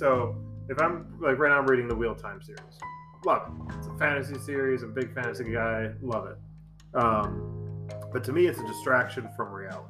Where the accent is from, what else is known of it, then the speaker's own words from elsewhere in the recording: Buffalo, New York, United States; moved away as an adult; now in San Diego, United States; I grew up in Buffalo, New York, right? And kind of a blue collar town.